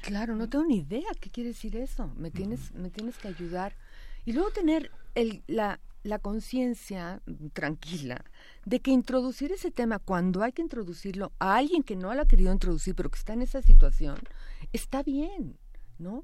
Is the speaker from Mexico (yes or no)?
yes; Mexico